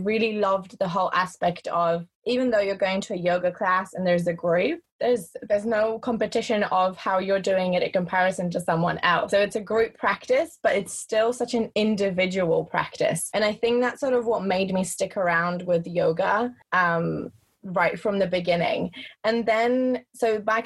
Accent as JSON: {"language": "English", "region": "England", "country": "United Kingdom", "tie": "born or raised there", "also_born_or_lived": "Poland", "moved": "yes", "lives_now": "Germany", "said": "I am originally from Poland, grew up in England. Now I'm living in Germany"}